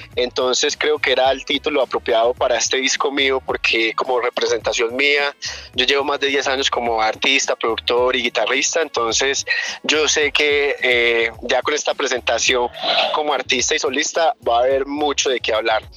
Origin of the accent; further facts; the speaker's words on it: New Jersey, United States; also born or lived in Chinchiná, Caldas, Colombia; yo nací aquí en Colombia, en Chinchina Caldas, pero me crié en Nueva Jersey, Nueva Jersey en Nueva York